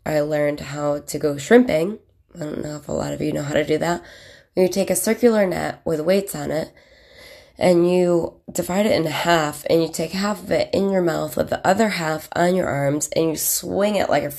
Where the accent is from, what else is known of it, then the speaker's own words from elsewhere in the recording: Williamson, New York, United States; also born or lived in Beaufort, South Carolina / Chittenango, New York / Rochester, New York; I grew up in Williamson, New York from 86 to 92. I moved away to Beaufort, South Carolina